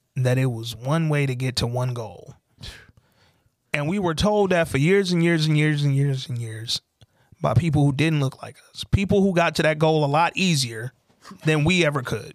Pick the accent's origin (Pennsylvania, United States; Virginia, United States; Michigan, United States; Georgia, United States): Michigan, United States; Detroit; moved away as an adult; also born or lived in Atlanta; I moved back to Detroit from Atlanta